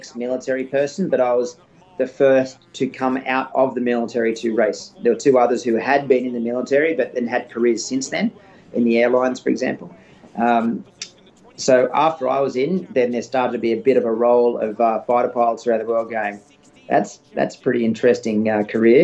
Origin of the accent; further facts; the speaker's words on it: Australia; moved away as an adult; also born or lived in United States; a bit over a year and a half before I went back home to Australia